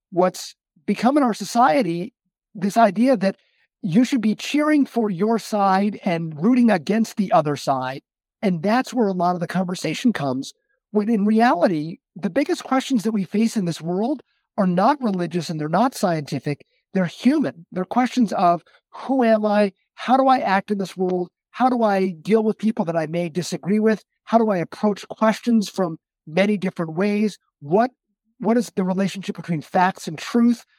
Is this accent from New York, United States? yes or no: yes; Westchester County, New York, United States; my father was the president of our Reformed synagogue growing up in Westchester County